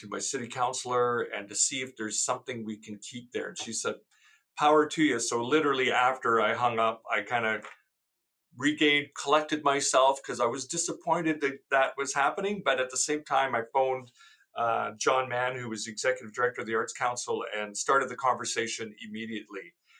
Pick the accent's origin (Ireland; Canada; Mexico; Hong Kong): Canada; St. Albert, Alberta; I'm originally from St. Albert, growing up there, you know, where City Hall is today.